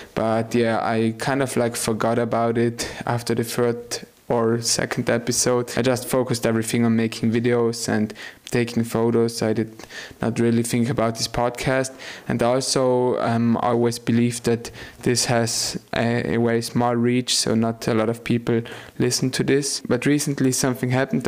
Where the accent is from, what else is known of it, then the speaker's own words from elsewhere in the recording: South Tyrol, Trentino-Alto Adige, Italy; I grew up in South Tyrol